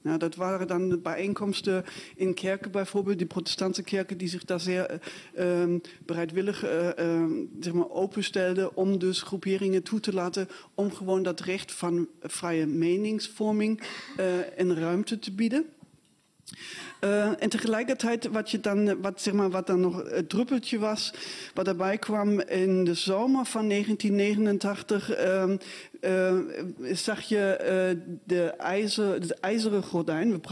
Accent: Dresden, Saxony, Germany; moved away as an adult; Ehm, ja, ik ben in Dresden opgegroeid. Ik ben eh, eh, jaargang 67, dus ik was ook al, eh, zeg maar bewust daarmee bezig. Alleen ik was toen inderdaad al weg. Ik ben in 87 weggegaan. Daar was ik 19.

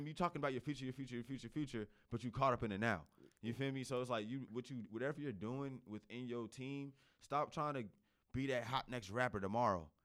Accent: New Jersey, United States; also born or lived in Raleigh, North Carolina; now in North Carolina, United States; I come from Jersey

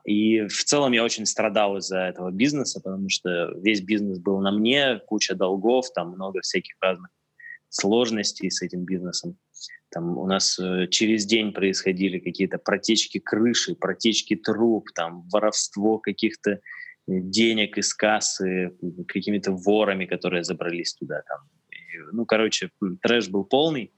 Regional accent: Tyumen, Tyumen Oblast, Russia; это еще было в Тюмени, я родился в Тюмени

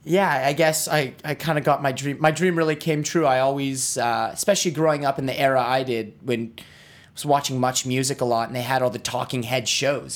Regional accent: Ottawa, Ontario, Canada; I grew up in Ottawa. I grew up down the street.

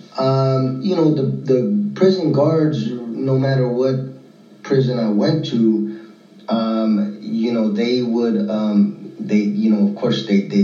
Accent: Northern California, United States; I was born and raised in Northern California.

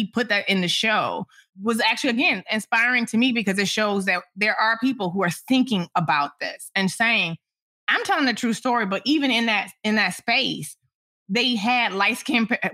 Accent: Detroit, Michigan, United States; I'm from Detroit

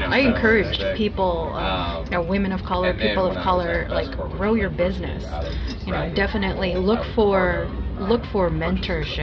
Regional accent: White Center, Washington, United States; I'm from White Center. I grew up in the same house that I lived

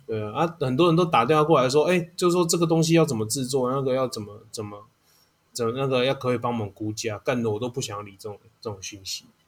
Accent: Taiwan; 因为我们是台湾人呐

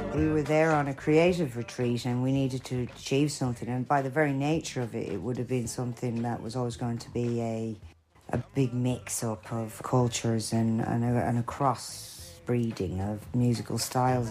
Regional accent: Ireland; now in London, United Kingdom; I'm Irish

